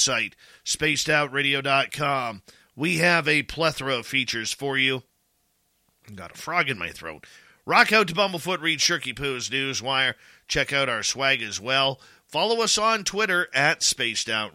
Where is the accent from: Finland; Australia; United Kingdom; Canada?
Canada; as a Canadian